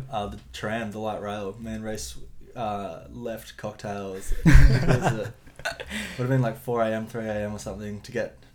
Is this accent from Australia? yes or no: yes; Helensvale, Queensland, Australia; Uh, grew up Helensvale, uh, primary and high school. So I did all my schooling there.